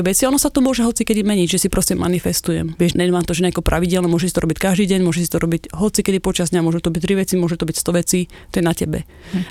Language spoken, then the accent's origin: Slovak; Slovakia; moved away as an adult; now in United States; Preto som aj odišla zo Slovenska